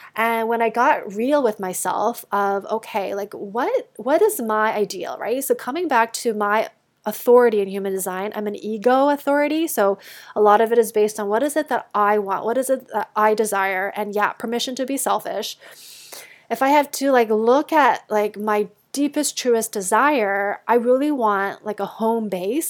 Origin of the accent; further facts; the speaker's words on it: Canada; moved away as an adult; also born or lived in United States; I grew up in Canada, um, until university, and then we went, I went down to the States